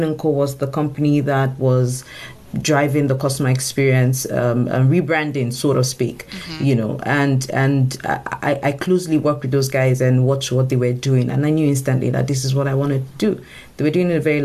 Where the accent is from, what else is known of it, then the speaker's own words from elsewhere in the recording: Nigeria; I come from Africa, and Nigeria in particular